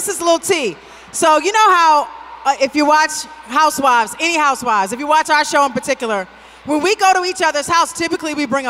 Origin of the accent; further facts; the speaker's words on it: Maryland, United States; Anybody from Maryland, from where me and Robin are from?